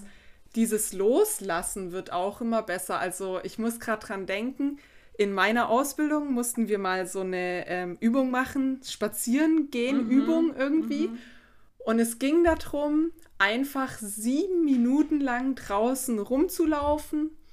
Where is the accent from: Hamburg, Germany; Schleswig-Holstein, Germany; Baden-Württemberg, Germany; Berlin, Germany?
Baden-Württemberg, Germany; Black Forest; ich komme ja aus dem Schwarzwald